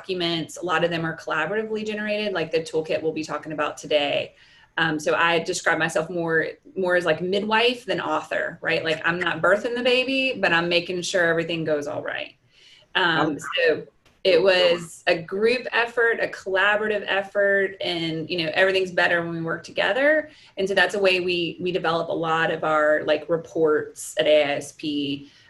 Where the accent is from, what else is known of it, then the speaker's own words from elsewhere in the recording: Charlotte, North Carolina, United States; I am a native lifelong Charlottean